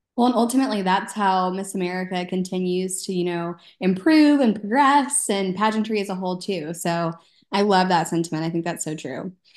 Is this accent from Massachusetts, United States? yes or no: no; Texas, United States; I'm from Texas, and they did those whenever I was in elementary school